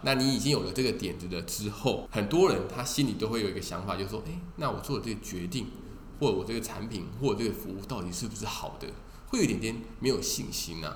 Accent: Taiwan; 我们台湾人

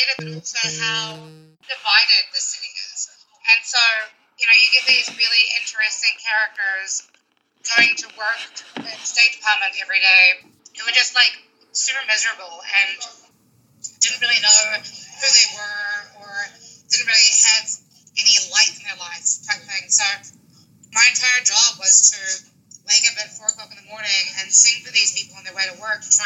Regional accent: New Zealand; moved away as an adult; now in Washington, D.C., United States; Originally from New Zealand, okay. A small town called Redland, which is on the west coast of the North Island.

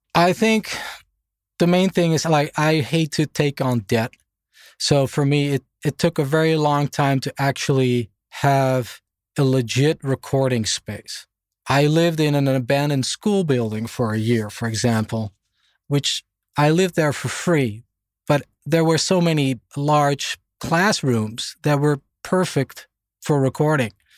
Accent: Netherlands; moved away as an adult; also born or lived in Germany / Boston, United States; now in Stockholm, Sweden; when I was a baby, we moved back to Holland, where I grew up.

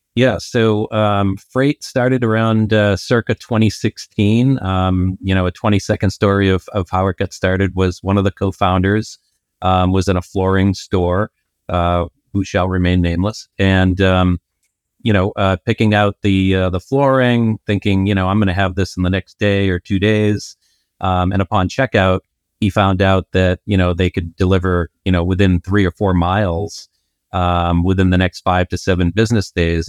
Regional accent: Boston, Massachusetts, United States; I'm from Boston.

